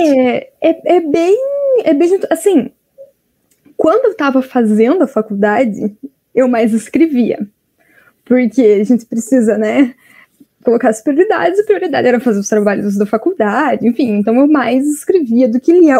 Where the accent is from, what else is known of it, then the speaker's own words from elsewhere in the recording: Piraquara, Paraná, Brazil; eu sou do Paraná, de Curitiba, mas na verdade eu não sou bem de Curitiba, eu sou da região metropolitana.